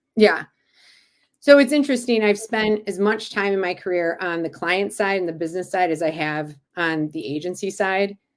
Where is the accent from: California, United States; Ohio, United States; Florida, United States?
Ohio, United States; Cleveland; back in my hometown of Cleveland